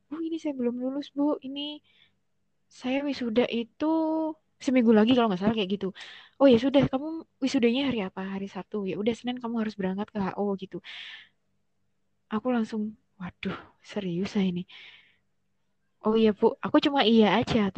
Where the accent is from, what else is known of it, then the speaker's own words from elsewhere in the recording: Malang, East Java, Indonesia; aku nggak pernah ngekos Ri aku kan orang Malang kuliah di UIN hmm.